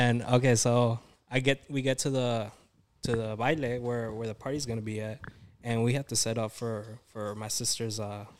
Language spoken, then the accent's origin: English; Dallas, Texas, United States; I'm from Dallas